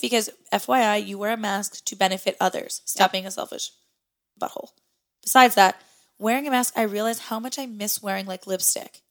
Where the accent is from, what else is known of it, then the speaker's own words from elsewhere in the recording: Midwest, United States; moved away as an adult; now in New England, United States; I come from the Midwest